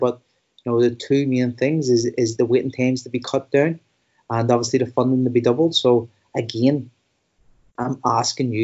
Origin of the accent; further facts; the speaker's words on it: Belfast, Northern Ireland, United Kingdom; I come from West Belfast, which not long ago had the highest suicide rates in Europe.